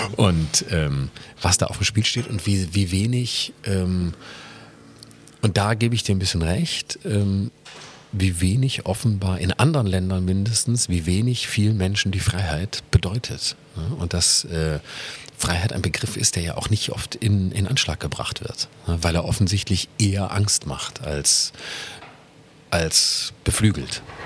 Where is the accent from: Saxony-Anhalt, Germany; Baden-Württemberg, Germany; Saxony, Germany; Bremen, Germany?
Baden-Württemberg, Germany; Lörrach; moved away as an adult; also born or lived in Freiburg; now in Berlin, Germany; in Lörrach, wo ich herkomme, bin ich immer Bus und Fahrrad gefahren